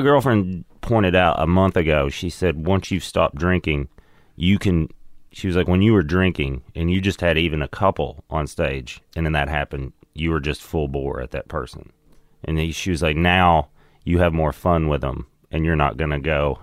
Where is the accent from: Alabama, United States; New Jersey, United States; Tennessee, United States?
Tennessee, United States; Crossville; moved away; also born or lived in Seattle; Crossville, Tennessee. It's between Knoxville and Nashville. It's a little mountain town, basically.